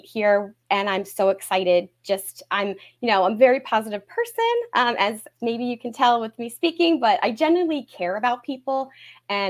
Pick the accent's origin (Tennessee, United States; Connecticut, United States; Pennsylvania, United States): Pennsylvania, United States; Pottstown; I was born and raised in Pottstown